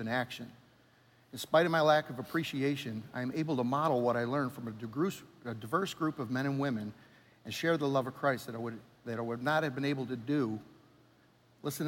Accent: New York, United States; moved away; I'm from New York

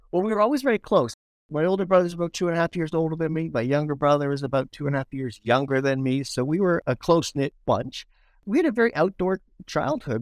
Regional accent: Toronto, Ontario, Canada; Growing up in Scarborough, one of my first jobs was being a lifeguard

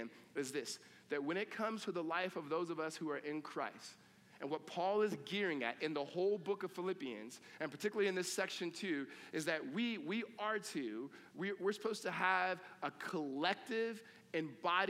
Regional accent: California, United States; I grew up in California, but my family roots are in the South

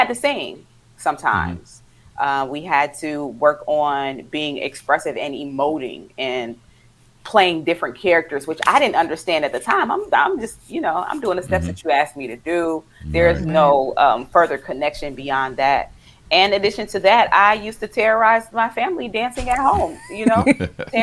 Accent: Flint, Michigan, United States; moved away as an adult; also born or lived in DMV (Washington, D.C. area); now in Washington, D.C. area, United States; I am born and raised in Flint, Michigan

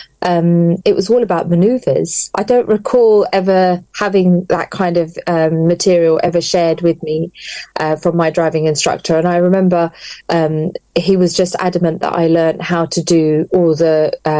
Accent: London, United Kingdom; now in Luton, United Kingdom; I was born and bred in London

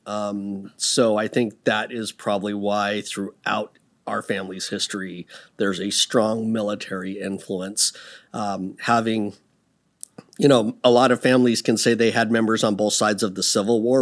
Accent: Seattle, Washington, United States; moved away as an adult; also born or lived in Texas / Puyallup / Tacoma; now in Dallas, United States; I grew up in Seattle 'cause I was a military brat

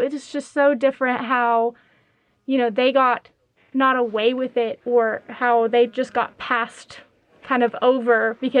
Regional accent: California, United States; moved away; also born or lived in Kansas; growing up in California

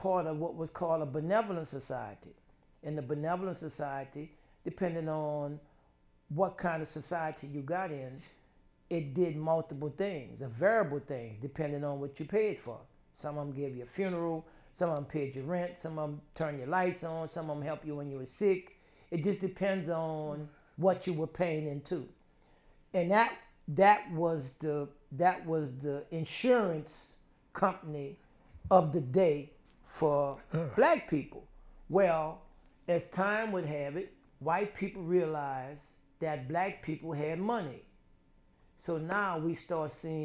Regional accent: New Orleans, Louisiana, United States; my growing up in the Seventh Ward allowed me to watch and learn and understand some of that African retention through the Second Line and through the Mardi Gras Indians.

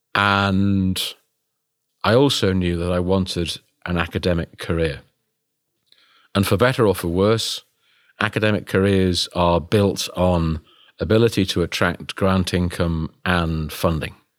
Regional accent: United Kingdom; me being British

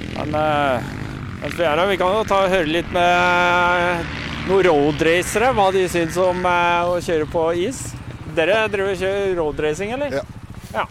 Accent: Oslo, Norway; Jeg kommer fra Oslo

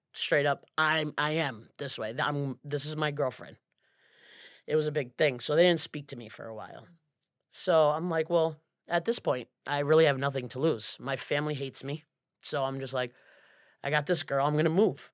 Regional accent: Lawrence, Massachusetts, United States; moved away as an adult; now in Florida, United States; I'm from Lawrence, Massachusetts

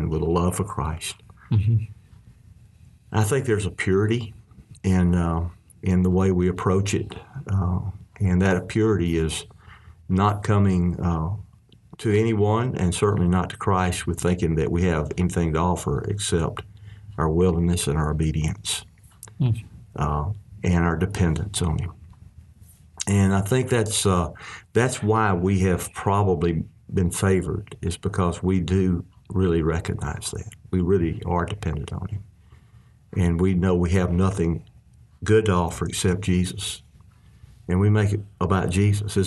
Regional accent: Arkansas, United States; we're from Arkansas

